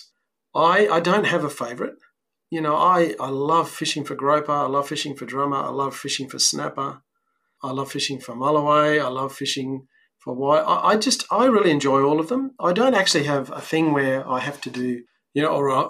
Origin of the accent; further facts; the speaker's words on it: Sydney, New South Wales, Australia; moved away as an adult; now in South Coast, New South Wales, Australia; I grew up on the Northern Beaches